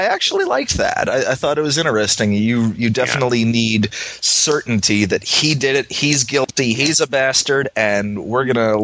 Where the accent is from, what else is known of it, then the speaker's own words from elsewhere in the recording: Massachusetts, United States; where are you from? I got to say, Massachusetts.